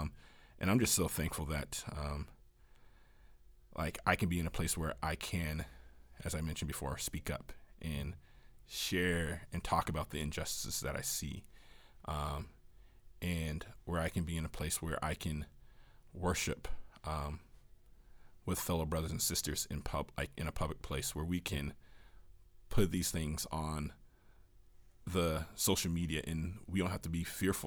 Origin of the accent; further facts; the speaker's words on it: Washington, United States; moved away; growing up in Washington